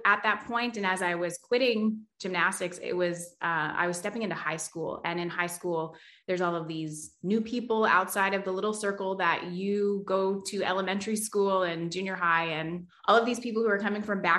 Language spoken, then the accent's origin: English; Toronto, Ontario, Canada; I was born in Scarborough, Ontario, and actually my husband was born in Scarborough, Ontario as well